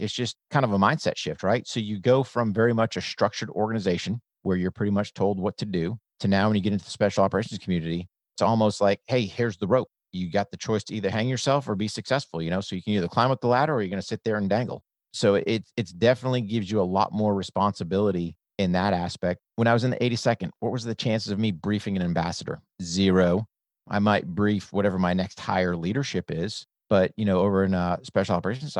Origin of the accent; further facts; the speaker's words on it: New Hampshire, United States; So I grew up in New Hampshire, came from a military family.